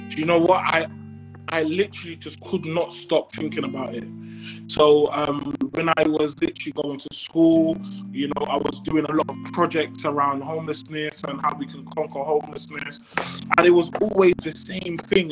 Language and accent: English; London, United Kingdom; I'm from Brixton